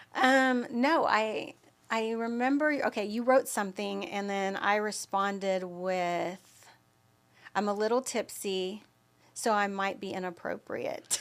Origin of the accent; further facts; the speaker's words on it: Austin, Texas, United States; also born or lived in Dallas, Texas / Allen, Texas; Even though I'm from Austin, I had lived in Dallas or Allen, Texas